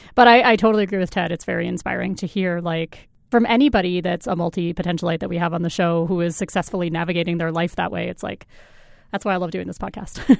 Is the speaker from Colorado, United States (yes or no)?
yes; Colorado, United States; now in Canada; I'm from Colorado originally